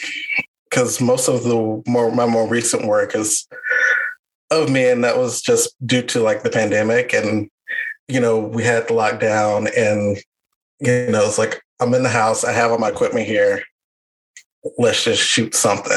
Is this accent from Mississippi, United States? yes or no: yes; Meridian, Mississippi, United States; I'm from Meridian